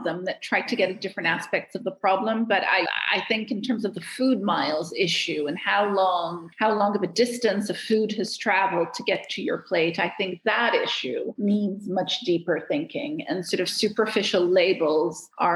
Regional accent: Cairo, Cairo Governorate, Egypt; moved away as an adult; now in Geneva, Switzerland; I'm from Cairo. So obviously, I grew up in a lot of chaos

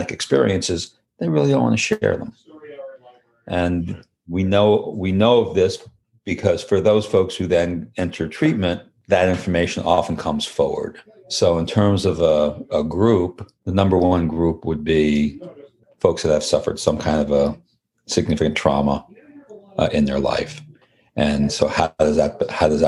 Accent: New York, United States; now in Rhode Island, United States; I'm originally from New York

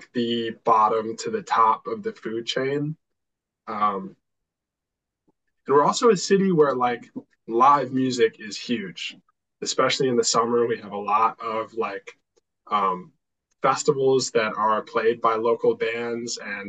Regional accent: Milwaukee, Wisconsin, United States; born or raised there

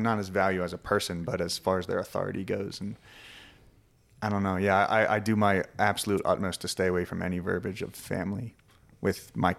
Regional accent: Philadelphia, Pennsylvania, United States; I grew up in Philadelphia, Pennsylvania. I'm from the East Coast.

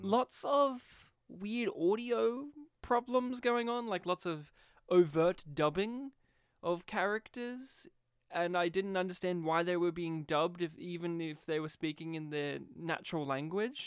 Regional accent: Australia; We grew up here in Australia

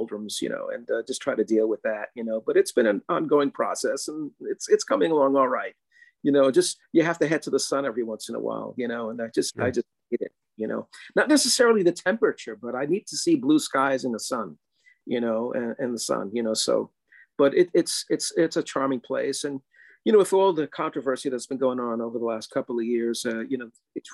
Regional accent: New York City, New York, United States; also born or lived in Queens, New York / Puerto Rico (parents); grew up mostly in the South Bronx

